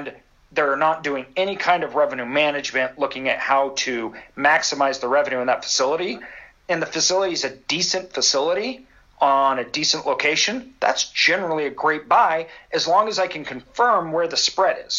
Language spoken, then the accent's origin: English; Idaho, United States; I'm from Idaho.